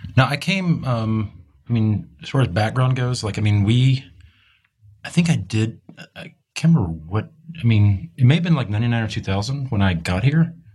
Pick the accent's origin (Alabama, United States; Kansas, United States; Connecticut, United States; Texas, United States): Texas, United States; moved away as an adult; also born or lived in Rhode Island; now in Los Angeles, United States; We're both from Texas